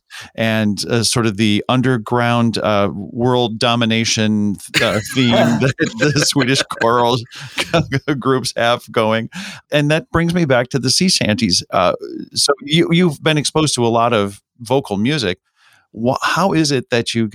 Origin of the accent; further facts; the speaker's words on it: St. Louis, Missouri, United States; I grew up in St. Louis in the kind of the heartland of the U.S.